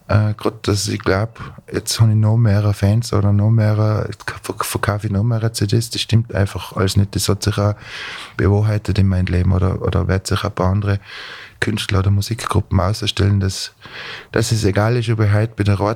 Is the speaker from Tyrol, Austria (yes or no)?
yes; Tyrol, Austria; Also ich werde als Tiroler mein Polka oder mein Walzer immer anders spielen wie der Steirer.